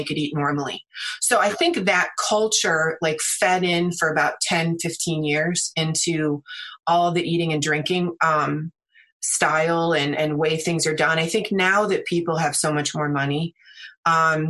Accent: United States; also born or lived in China; I am American

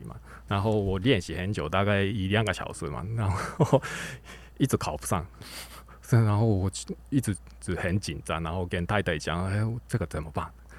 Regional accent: Japan; Chinese is a second language; now in Taiwan; 然后还是大部分是日本的，因为我在日本长大，所以一直以来喜欢日本的乐团。

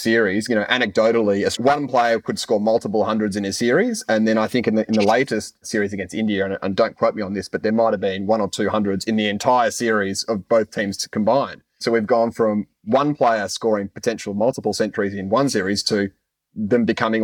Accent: Australia; as an Australian cricket fan

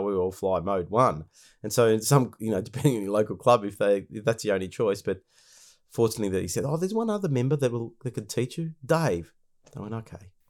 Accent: Victoria, Australia; my home state of Victoria

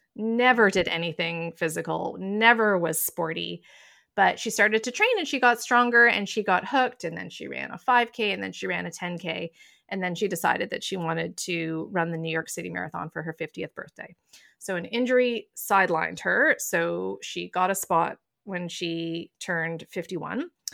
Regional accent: Toronto, Ontario, Canada; I've lived in downtown Toronto almost my entire life. Oddly, I live a few blocks from where I grew up

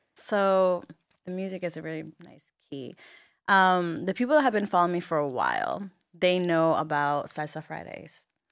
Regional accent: Bayamón, Puerto Rico; moved away as an adult; also born or lived in Miami; I was raised in Bayamon. I went to high school in Bayamon

